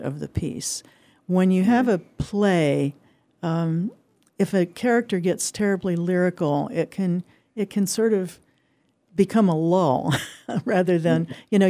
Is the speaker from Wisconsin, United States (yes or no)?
no; Indiana, United States; moved away; I grew up in Indiana